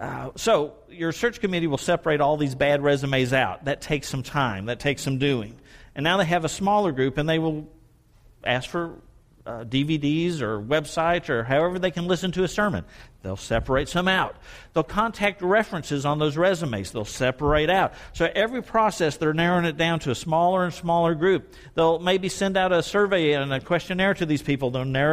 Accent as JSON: {"language": "English", "town": "Sherman", "region": "Texas", "country": "United States", "tie": "born or raised there", "said": "Pastor, when I grew up in Sherman, Texas, we went door to door 5:30 on Tuesday afternoons and knocked on every community door."}